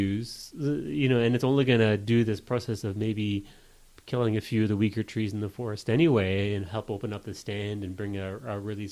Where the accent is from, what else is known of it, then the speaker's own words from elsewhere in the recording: Hamilton, Ontario, Canada; I'm from Hamilton, you know, Ontario kids, we've never seen a forest fire before